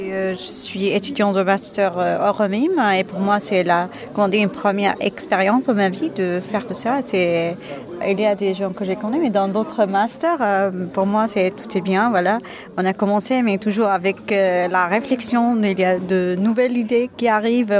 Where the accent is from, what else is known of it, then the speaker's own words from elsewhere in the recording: Moldova; moved away; moi, je viens de Moldavie